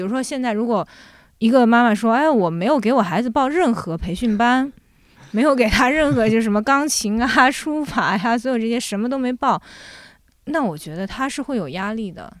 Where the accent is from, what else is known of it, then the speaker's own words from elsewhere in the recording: Jiangsu, China; also born or lived in Shanghai / France; now in Beijing, China; 后来我从上海跟着我父母又回到了我奶奶，爷爷奶奶家。我爷爷奶奶家其实就是在江苏的一个，呃，小村庄里面